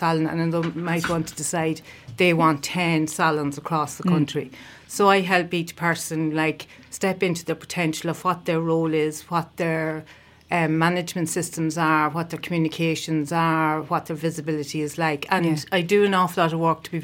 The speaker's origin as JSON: {"language": "English", "town": "Castleblayney", "region": "County Monaghan", "country": "Ireland", "also_born_or_lived": "Limerick", "moved": "as an adult", "lives_now": "Mountshannon, Ireland", "said": "I'm originally from Castleblaney in County Monaghan."}